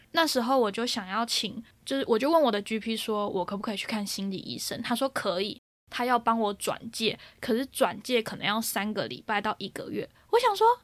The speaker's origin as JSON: {"language": "Chinese", "country": "Taiwan", "moved": "yes", "lives_now": "United Kingdom", "said": "身为一个台湾人啊"}